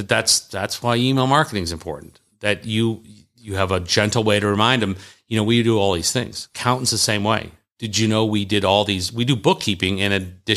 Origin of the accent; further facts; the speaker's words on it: the South, United States; accent: Southern; My Southern accent. People seem to like my Southern accent.